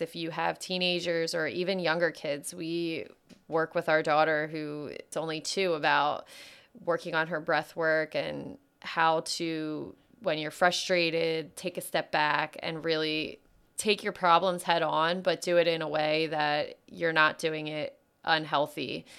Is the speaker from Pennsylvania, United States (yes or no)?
yes; outside of Philadelphia, Pennsylvania, United States; I grew up outside of Philadelphia